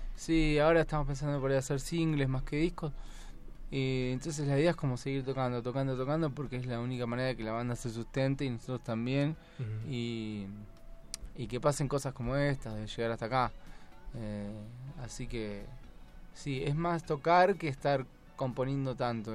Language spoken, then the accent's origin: Spanish; Buenos Aires / La Plata, Argentina; Somos de Buenos Aires, de La Plata y de Buenos Aires Capital